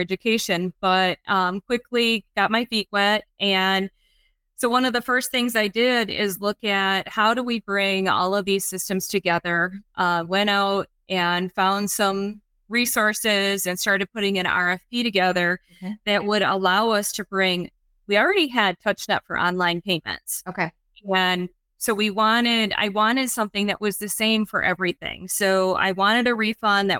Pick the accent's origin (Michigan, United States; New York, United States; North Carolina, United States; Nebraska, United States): Michigan, United States; moved away as an adult; now in San Antonio, United States; I was born and raised in Michigan